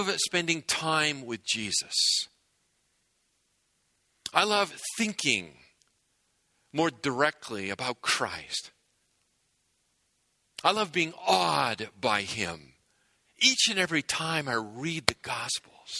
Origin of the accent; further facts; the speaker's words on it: New England, United States; moved away as an adult; now in Southern California, United States; I grew up in New England, which is a great place to grow up for many reasons